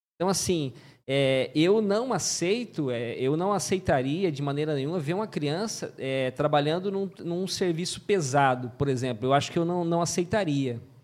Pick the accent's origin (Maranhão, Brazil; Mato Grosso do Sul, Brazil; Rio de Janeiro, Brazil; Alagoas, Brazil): Mato Grosso do Sul, Brazil; Antônio João; nasci em Antônio João